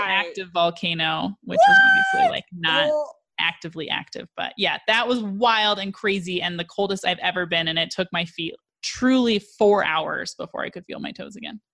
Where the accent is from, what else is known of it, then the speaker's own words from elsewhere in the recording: Colorado, United States; I'm from Colorado